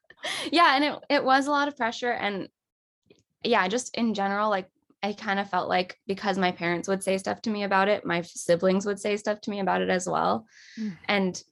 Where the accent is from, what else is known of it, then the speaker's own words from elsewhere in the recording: Los Angeles, California, United States; I was born and raised in Los Angeles, and I still live here.